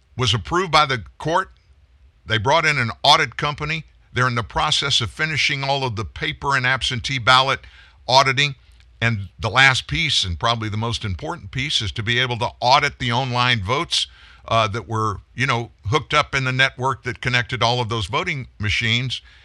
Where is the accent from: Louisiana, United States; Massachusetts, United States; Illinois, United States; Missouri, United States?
Louisiana, United States; we're both from Louisiana